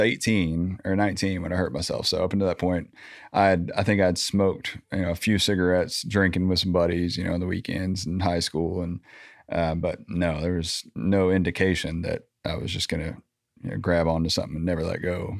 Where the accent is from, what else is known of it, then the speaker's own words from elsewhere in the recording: Little Rock, Arkansas, United States; I grew up in Southwest Little Rock, Landmark